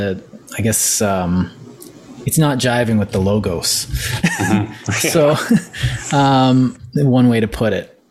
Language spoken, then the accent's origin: English; Canada; I'm Canadian